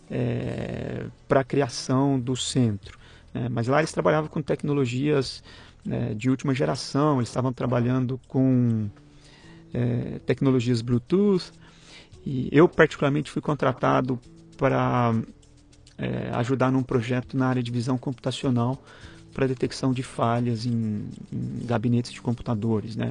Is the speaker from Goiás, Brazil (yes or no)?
yes; Goiânia, Goiás, Brazil; moved away as an adult; Nasci e morei em Goiânia até os 22 anos, até eu me formar